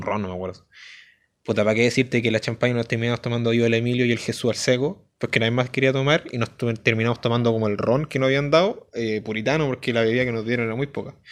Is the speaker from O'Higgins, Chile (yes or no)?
yes; San Fernando, O'Higgins, Chile; yo soy de San Fernando